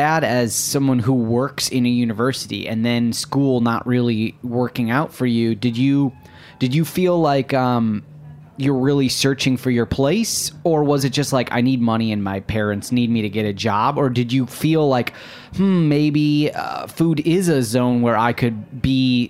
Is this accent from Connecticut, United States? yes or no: no; Michigan, United States; I'm from Michigan.